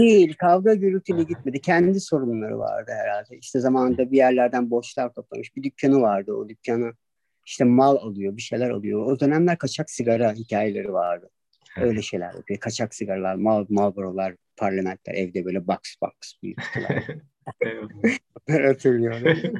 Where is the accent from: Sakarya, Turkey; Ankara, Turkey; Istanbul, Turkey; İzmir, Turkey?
Sakarya, Turkey; Adapazarı; moved away as an adult; Çocukluğum vardı Adapazarı'nın Akdeniz ilçesinde geçti